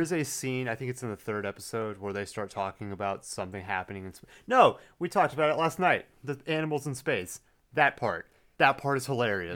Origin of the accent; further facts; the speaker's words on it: Plano, Texas, United States; I went through, like, half the public school system